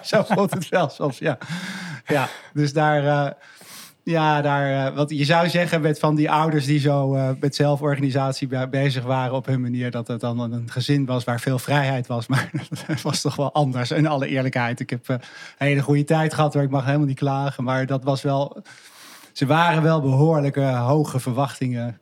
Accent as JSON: {"language": "Dutch", "town": "Haarlem", "region": "North Holland", "country": "Netherlands", "tie": "born or raised there", "also_born_or_lived": "Achterhoek", "said": "Ik, ik, opgegroeid in Haarlem"}